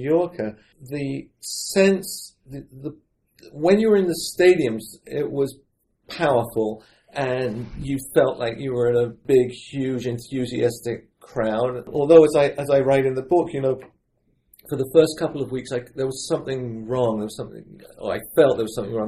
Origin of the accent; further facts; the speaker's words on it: London, United Kingdom; moved away as an adult; also born or lived in New York City; now in United States; when I was growing up in London